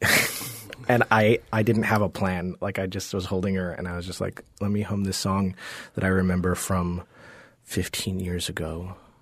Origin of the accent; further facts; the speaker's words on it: Georgia, United States; also born or lived in Jamaica; when I was maybe seven or eight, we moved to Georgia